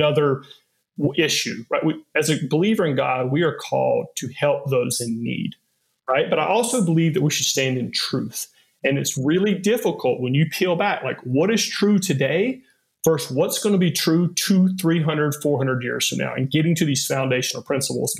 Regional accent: the South, United States; I was growing up in the South in this culture that I found Jesus and not Muhammad

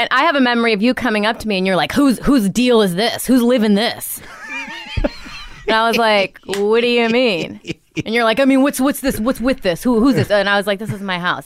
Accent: Rockford, Illinois, United States; moved away; also born or lived in New York / Los Angeles; Rockford, Illinois

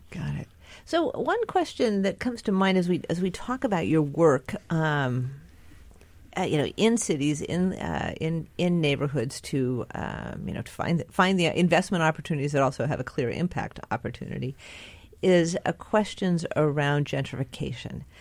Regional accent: near Santa Clara County, California, United States; moved away; I grew up very near Santa Clara County

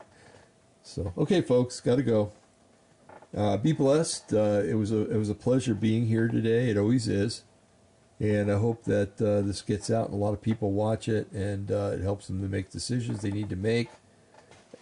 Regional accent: New Jersey, United States; I grew up in New Jersey

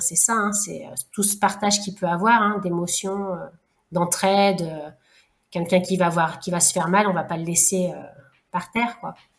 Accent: Lyon, Auvergne-Rhône-Alpes, France; moved away; also born or lived in Réunion; je suis lyonnaise à la base, j'avais plus la famille ici, et euh, c'est pour ça que je suis revenue en fait par ici

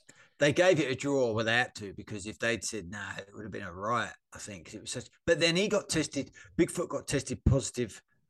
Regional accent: Australia; obviously big Mark Hunt fans, being Australian.

